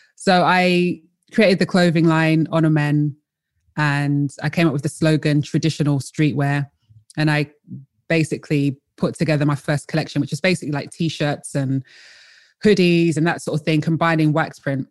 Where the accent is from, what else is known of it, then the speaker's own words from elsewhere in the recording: London, United Kingdom; also born or lived in Colchester / North East England; originally I am from London, uh, I was born in Colchester and raised in London.